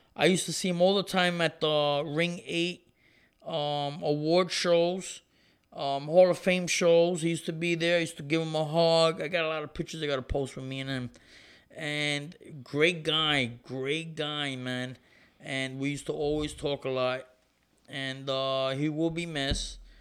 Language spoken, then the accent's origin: English; Ponce, Puerto Rico; my hometown, Ponce, Puerto Rico